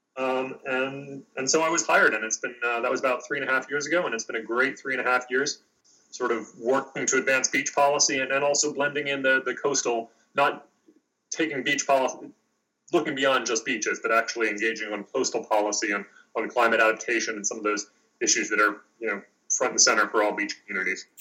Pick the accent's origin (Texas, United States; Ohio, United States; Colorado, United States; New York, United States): New York, United States; New York City; now in Washington, D.C., United States; I'm from uh, New York City, uh, born and raised in New York City